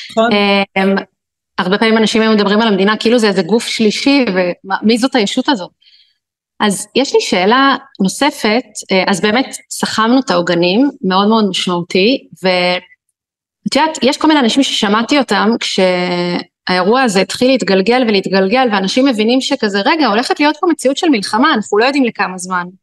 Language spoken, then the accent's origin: Hebrew; Israel; אנחנו ישראלים, נולדנו למציאות המורכבת הזאת.